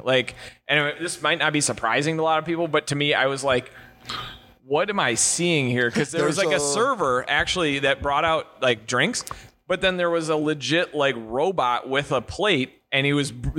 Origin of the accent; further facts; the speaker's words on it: Wisconsin, United States; There's no judge. Check my ID. I'm from Wisconsin.